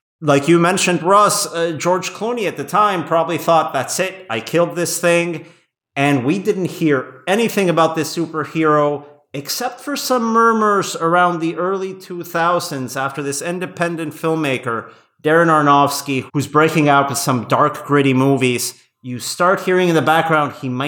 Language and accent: English; Querétaro, Mexico; I remember I was living back in my hometown in Mexico when this came out. It was probably the first film I saw at Cinepolis's first location in Querétaro, in my hometown, not too far from my grandparents' house.